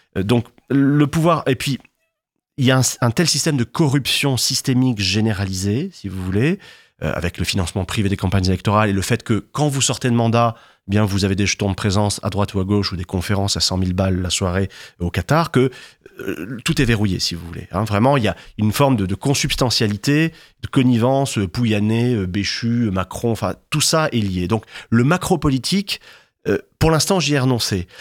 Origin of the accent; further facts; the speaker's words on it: Martigues, Provence-Alpes-Côte d'Azur, France; moi j'ai grandi dans les Bouches-du-Rhône, dans le premier bassin pétrochimique d'Europe, mmh. euh, à Martigues